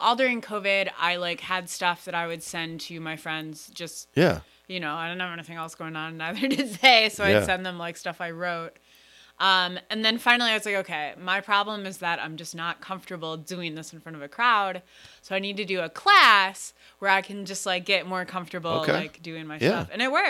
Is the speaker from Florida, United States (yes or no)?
no; Pinckney, Michigan, United States; born or raised there